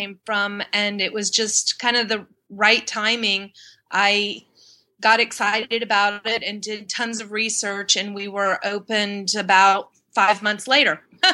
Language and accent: English; Pensacola, Florida, United States; moved away as an adult; also born or lived in Miami, Florida; now in Washington, D.C., United States; I was born in Miami, but I grew up in Pensacola, Florida, in Northwest Florida